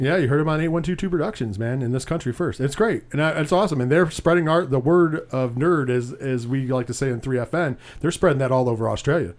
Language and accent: English; Binghamton, New York, United States; We are from the Binghamton, New York area, six oh seven